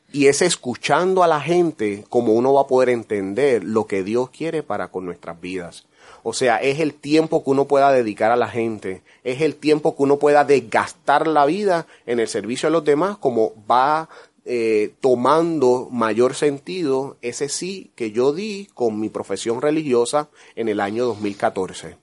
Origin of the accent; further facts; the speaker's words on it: San Lorenzo, Puerto Rico; contento de estar en mi tierra, en Puerto Rico, en mi pueblo, San Lorenzo